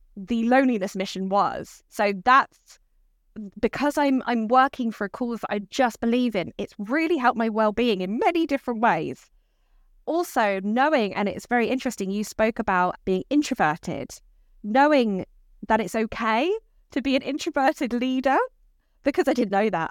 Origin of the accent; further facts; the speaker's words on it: Dorset, South West England, United Kingdom; now in Brighton, United Kingdom; I grew up in Dorset